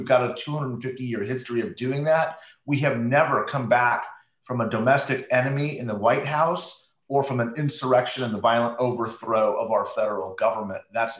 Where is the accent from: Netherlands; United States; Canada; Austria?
United States; I'm an American before I'm a Republican